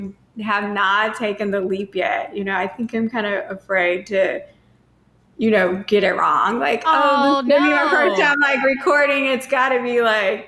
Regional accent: Cape Girardeau, Missouri, United States; now in St. Louis, United States; I'm originally from Cape Girardeau, Missouri, which is 2 hours south

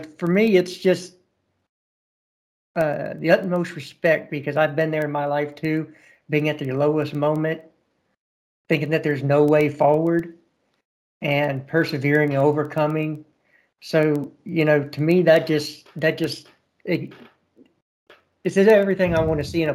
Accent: United States; I'm an American and we love the underdog story

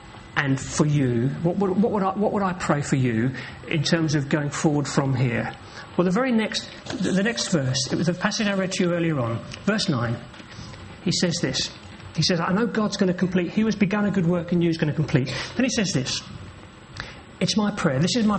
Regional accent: England, United Kingdom; Well, I'm an Englishman, you know. We're a bit like that, aren't we?

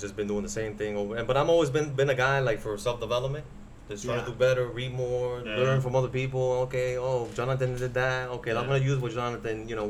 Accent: New York City, New York, United States; Growing up in New York City

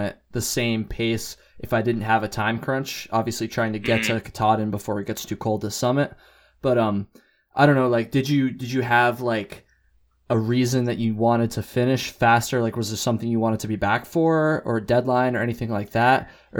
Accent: Vermont, United States; I'm from Vermont.

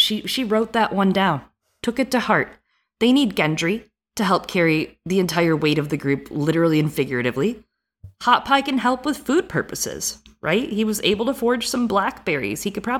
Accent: Midwest, United States; accent: Midwest; also born or lived in East Coast; Okay, I'm going to go back to my accent, which is like Midwest that has lived on the East Coast, but also reads a lot.

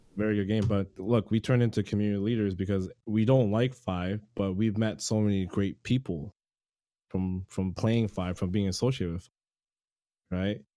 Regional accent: Toronto, Ontario, Canada; I'm from Toronto, Canada

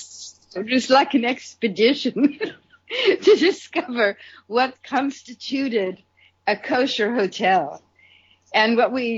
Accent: New York City, New York, United States; I grew up in Brooklyn, New York

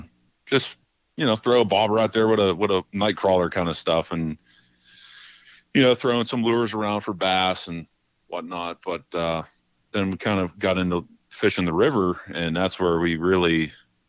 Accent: Beaver County, Pennsylvania, United States; also born or lived in Utica area, New York; Grew up there till I was about 5 or so. And then we moved to Beaver County when I was about 5 years old

